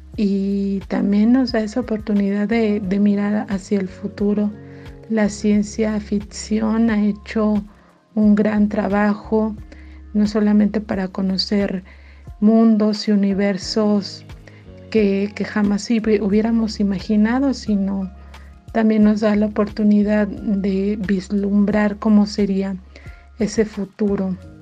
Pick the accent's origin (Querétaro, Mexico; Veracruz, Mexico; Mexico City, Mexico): Querétaro, Mexico; soy queretana